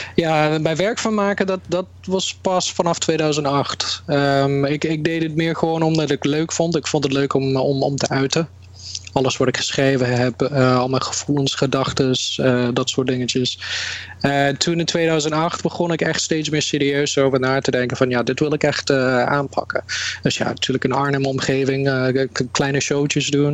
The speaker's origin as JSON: {"language": "Dutch", "country": "Canada", "tie": "born or raised there", "moved": "yes", "lives_now": "Netherlands", "said": "Ik ben in Canada opgegroeid. En toen in 1999 ben ik teruggekomen naar Nederland"}